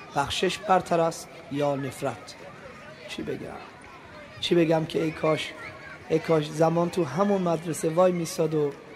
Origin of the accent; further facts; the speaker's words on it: Iran; ما که ایرانی هستیم